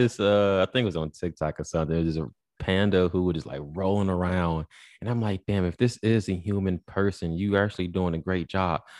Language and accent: English; Chicago, Illinois, United States; I'm from Chicago